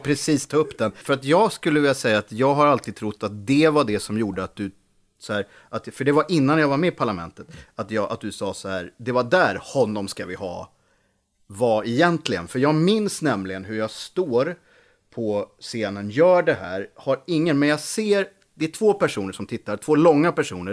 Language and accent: Swedish; Sweden; moved away; also born or lived in Lidingö / Gothenburg; på gården, Holaveden, där jag växte upp